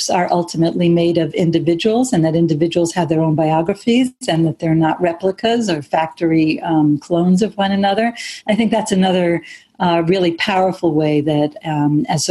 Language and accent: English; United States; having been raised as an American Jew myself